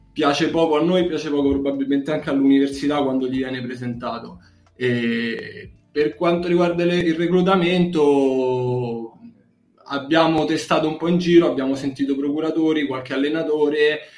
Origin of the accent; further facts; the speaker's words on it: Bracciano, Lazio, Italy; Sono di Bracciano, che è un paesino a nord di Roma, facevo su e giù perché non, all'epoca non stavo in foresteria.